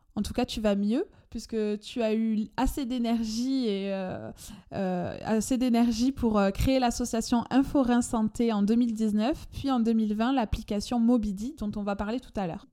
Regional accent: France; accent: chantant; mon accent chantant

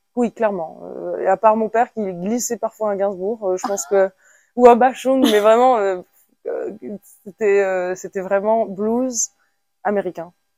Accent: France; je suis née en France

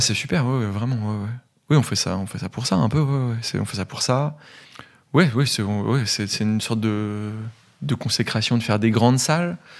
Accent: Gevrey-Chambertin, Bourgogne-Franche-Comté, France; moved away; also born or lived in Dijon; Je viens de Dijon, je suis bourguignon, de Gevrey-Chambertin même, donc à une dizaine de kilomètres de Dijon.

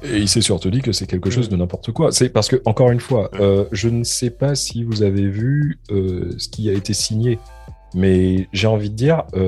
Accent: France; now in London, United Kingdom; je suis français

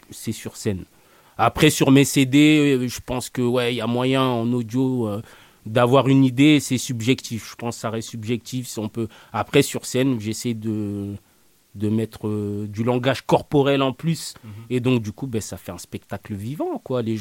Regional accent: France; je dis on parce que je m'y inclus, je suis né en France, je me sens français.

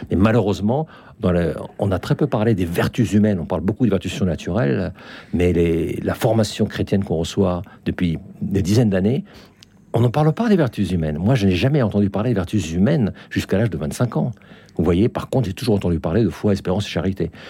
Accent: France; moved away; also born or lived in Finland / Russia; Ça fait quand même 40 ans que j'ai quitté la France. J'ai vécu en Finlande 18 ans. J'ai vécu en Russie 15 ans.

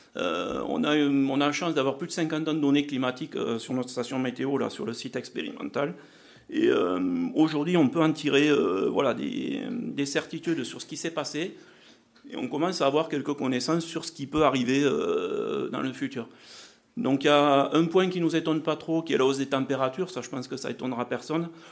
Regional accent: south-west France, France; accent: south-western (implied); je m'occupe de la recherche et du développement pour une coopérative agricole dans le sud-ouest

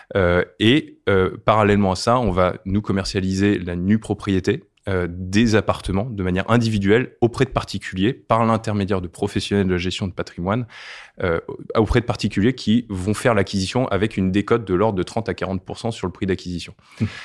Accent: Brittany, France; je suis breton

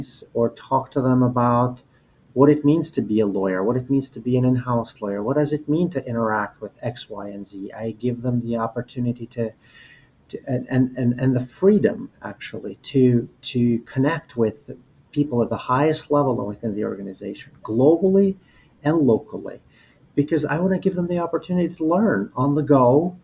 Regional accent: Albania; moved away as an adult; now in United States; I was born and raised in Albania

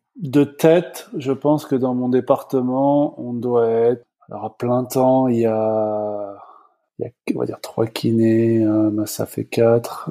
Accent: France; moved away as an adult; also born or lived in Virginia / Los Angeles; now in Toronto, Canada; je suis euh, à l'origine prof de sport en France. Je suis parti après 3-4 euh, ans

